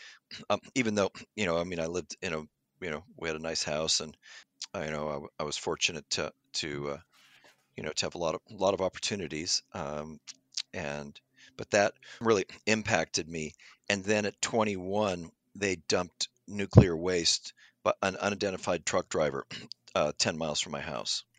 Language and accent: English; Pasadena, California, United States; I grew up in Pasadena near, near, you know, nine miles, uh, from Los Angeles in the Pasadena area